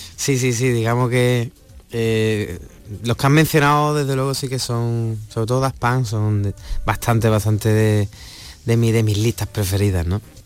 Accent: Huelva, Andalusia, Spain; mi tierra, en Huelva

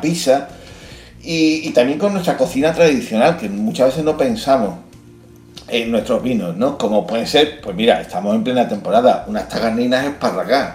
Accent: Andalusia, Spain; somos andaluces

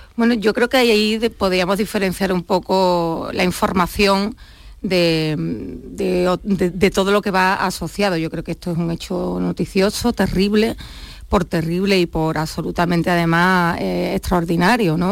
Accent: Huelva, Andalusia, Spain; now in Cádiz, Spain; soy de Huelva, ¿eh? que muchas veces ya siempre, hablo de Cádiz y, y me olvido de mi patria chica onubense

